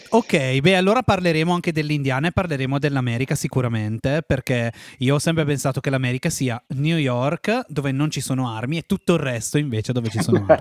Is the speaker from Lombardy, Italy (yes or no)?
yes; Breno, Lombardy, Italy; siamo nati nello stesso paese